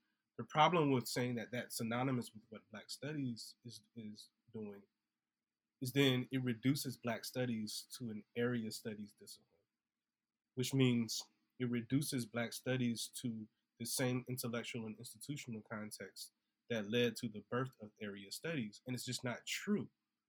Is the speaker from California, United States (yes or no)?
no; Orangeburg, South Carolina, United States; I think about I come from Orangeburg, the Orangeburg Massacre.